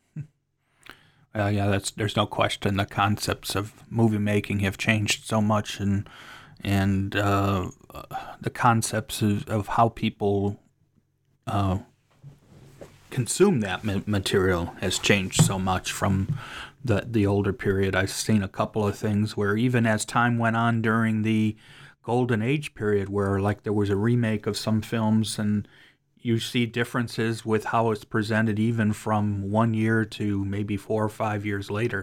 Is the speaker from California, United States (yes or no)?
no; Cleveland, Ohio, United States; moved away; I'm from Cleveland, although I don't live there right now